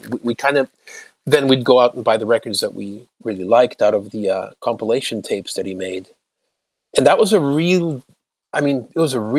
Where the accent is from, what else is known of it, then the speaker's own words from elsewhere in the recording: Toronto, Ontario, Canada; English is a second language; also born or lived in Lisbon, Portugal; I grew up in North York.